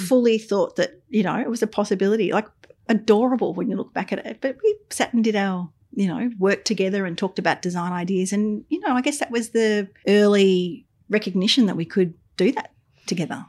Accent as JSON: {"language": "English", "town": "Albury", "region": "New South Wales", "country": "Australia", "tie": "born or raised there", "moved": "yes", "lives_now": "Melbourne, Australia", "said": "I grew up in Albury on the Murray River."}